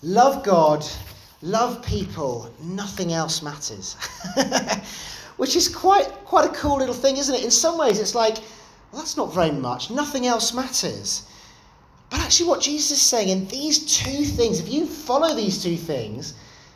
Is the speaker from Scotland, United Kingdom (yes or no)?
no; London, United Kingdom; growing up in London, I was part of a Salvation Army church there